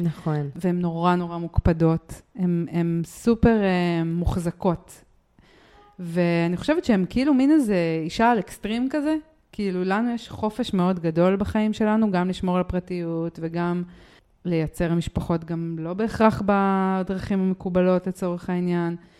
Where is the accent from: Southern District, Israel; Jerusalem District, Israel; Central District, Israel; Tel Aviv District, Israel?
Jerusalem District, Israel; Jerusalem; אני רק מירושלים